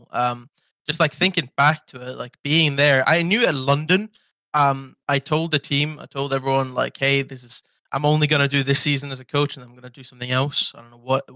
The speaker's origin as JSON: {"language": "English", "country": "Iceland", "moved": "as an adult", "said": "I love Iceland. It's my home country"}